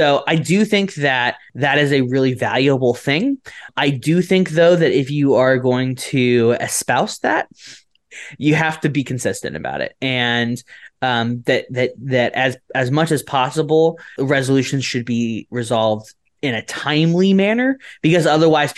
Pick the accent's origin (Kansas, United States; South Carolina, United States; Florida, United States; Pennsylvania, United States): Florida, United States; I'm from Florida